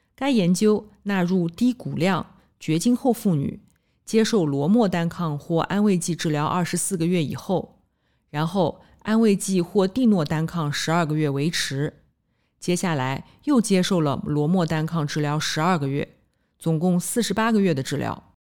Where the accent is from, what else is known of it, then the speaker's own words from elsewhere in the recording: Nanjing, Jiangsu, China; 我来自南京，读完博士，在三甲医院的心脏科干了七年